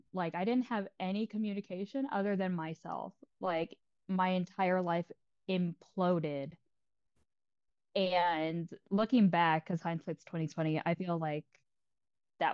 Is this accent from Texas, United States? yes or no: yes; Texas, United States; I'm from Texas